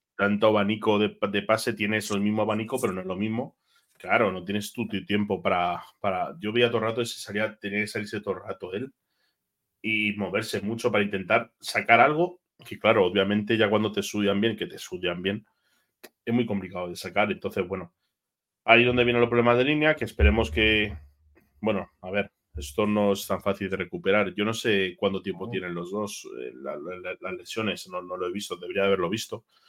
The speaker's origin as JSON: {"language": "Spanish", "town": "Madrid", "region": "Community of Madrid", "country": "Spain", "said": "como madrileño que soy, creo que soy el único madrileño"}